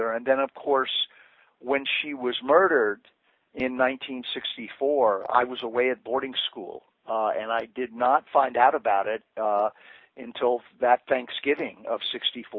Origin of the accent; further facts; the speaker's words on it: Washington, District of Columbia, United States; I grew up in Washington, D.C. in the 1950s and 1960s